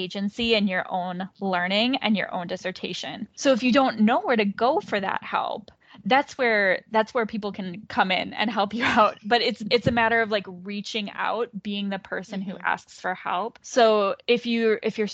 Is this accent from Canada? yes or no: no; Minnesota, United States; also born or lived in Pittsburgh; I moved from Pittsburgh, where I was doing my coursework, back home to Minnesota